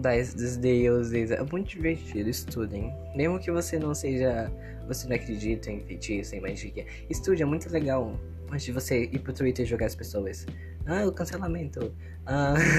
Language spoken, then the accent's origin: Portuguese; Manaus, Amazonas, Brazil; eu tenho 14 anos e eu sou de Manaus, Amazonas. Eu vivo no meio do mato